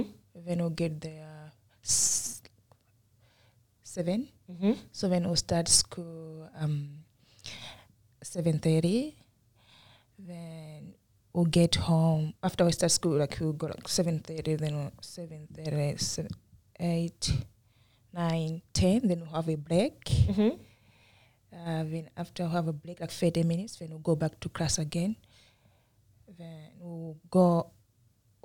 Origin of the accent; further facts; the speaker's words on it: Northern Region, Malawi; moved away as an adult; now in Australia; I grew up in the north of Malawi, in the middle of nowhere.